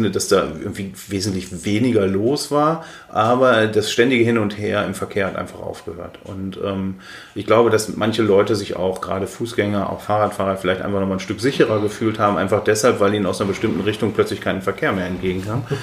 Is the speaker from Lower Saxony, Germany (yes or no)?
no; North Rhine-Westphalia, Germany; now in Berlin, Germany; die in meiner Heimatstadt in Ostwestfalen leben, ist Berlin ein Moloch für meine Verwandten, die auf dem Land leben auch.